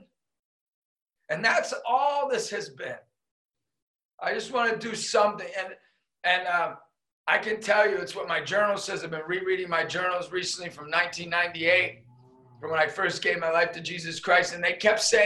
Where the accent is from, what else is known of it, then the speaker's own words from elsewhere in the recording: Erie, Pennsylvania, United States; I was a kid from Erie, PA